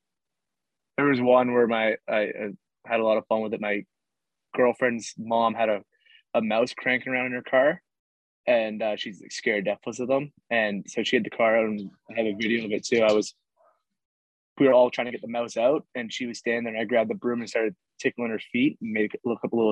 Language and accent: English; Canada; I'm a Canadian lacrosse player